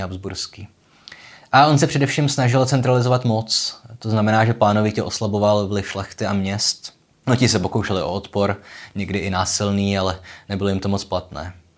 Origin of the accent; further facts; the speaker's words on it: Olomouc, Olomouc Region, Czechia; jsem z Olomouce